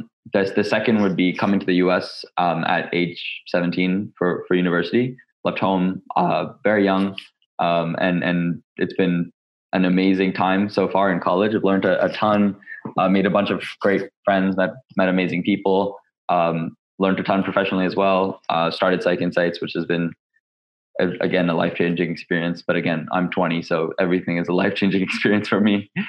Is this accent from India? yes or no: yes; India; also born or lived in Dubai, United Arab Emirates / Hong Kong; now in Los Angeles, United States; I'm actually technically a current student at UCLA. So I'm based in Los Angeles. I'm originally from India. I was born in Dubai in the United Arab Emirates, moved to Hong Kong and then India, now the US.